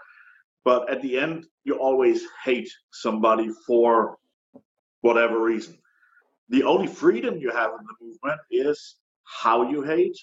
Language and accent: English; Germany; moved away as an adult; now in United States; I'm originally from Germany